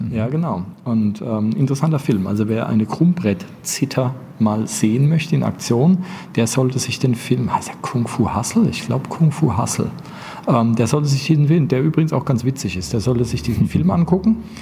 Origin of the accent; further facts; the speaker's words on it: Bavaria, Germany; als Bayer